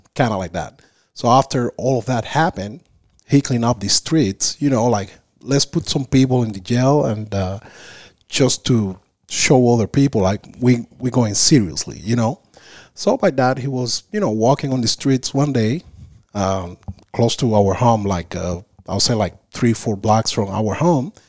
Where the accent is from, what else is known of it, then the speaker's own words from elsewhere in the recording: Havana, Cuba; English is a second language; moved away as an adult; also born or lived in Isla de la Juventud; now in United States; I was raised in Havana